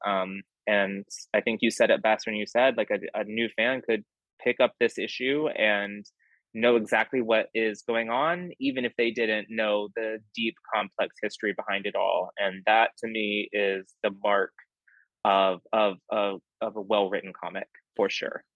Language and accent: English; Texas, United States; I'm a Texan